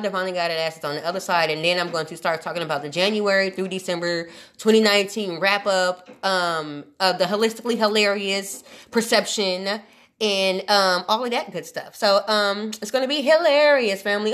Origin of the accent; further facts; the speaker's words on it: Omaha, Nebraska, United States; moved away; I'm from Omaha, Nebraska, originally born and raised